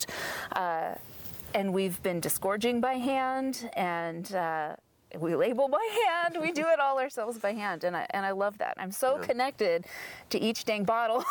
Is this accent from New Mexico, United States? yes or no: yes; Albuquerque, New Mexico, United States; now in Portland, United States; I'm from Albuquerque.